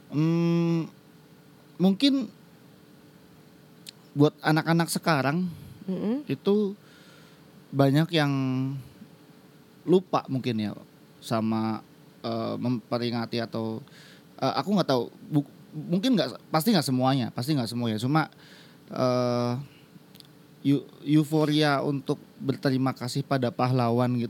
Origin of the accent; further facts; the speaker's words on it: Purwokerto, Central Java, Indonesia; apalagi kan aku asli Purwokerto ya sana ada Universitas Jenderal Sudirman